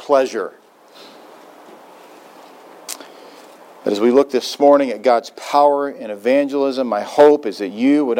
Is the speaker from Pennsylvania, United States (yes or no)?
no; Joppa, Missouri, United States; moved away; my hometown, Joppa, Missouri